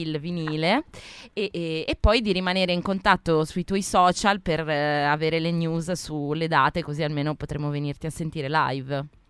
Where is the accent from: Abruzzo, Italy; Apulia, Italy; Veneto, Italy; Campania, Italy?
Abruzzo, Italy; moved away; Io sono abruzzese sul mare